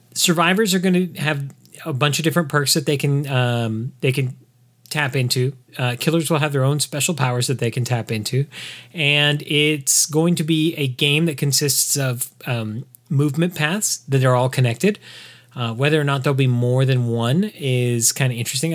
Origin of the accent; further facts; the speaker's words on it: Southern California, United States; I grew up in Southern California in a city with seven military bases in it.